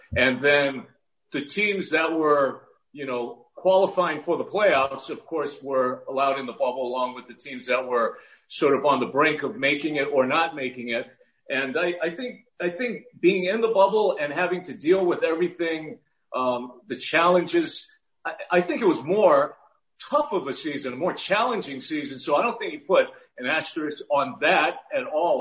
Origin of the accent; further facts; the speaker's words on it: Hawaii, United States; now in Los Angeles, United States; I grew up in Hawaii. My family moved from Los Angeles to Hawaii when I was just a little boy